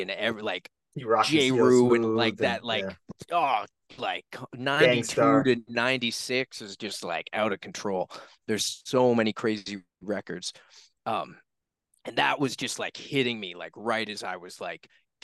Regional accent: Halifax, Nova Scotia, Canada; I'm a kid from Halifax, Nova Scotia, Canada

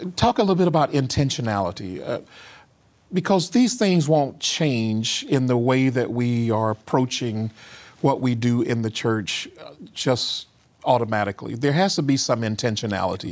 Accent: the Jim Crow South, United States; I grew up in the Jim Crow South

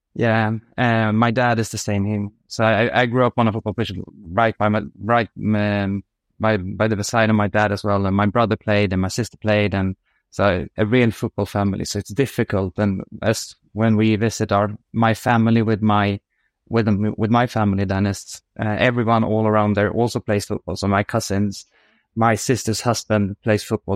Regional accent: Uddevalla, Västra Götaland, Sweden; moved away as an adult; also born or lived in France; I'm born outside a quite small city called Uddevalla in, on the west coast of Sweden, which is fairly close to, to Gothenburg. So grew up there

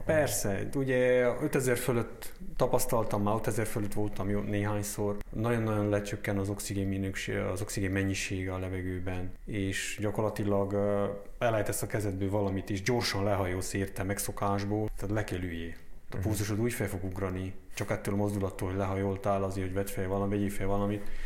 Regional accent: Romania; also born or lived in Kurdistan; ebbe az országba élve nem kiabáljuk nagy dobbal, hogy románok vagyunk, vagy román állampolgárok vagyunk

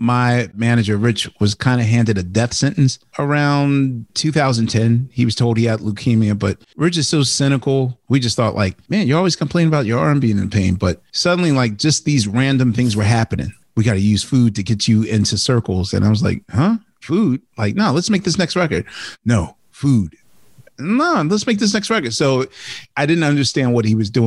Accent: Philadelphia, Pennsylvania, United States; growing up in Philly, in a very iconic food town

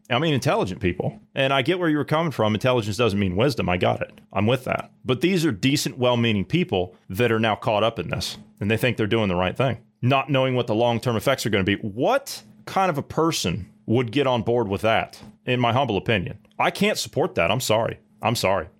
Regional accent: United States; As an American citizen, as an American taxpayer, as an American voter

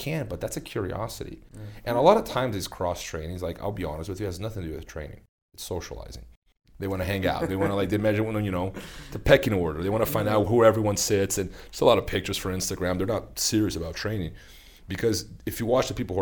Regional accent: Brazil; moved away; my hometown in Brazil

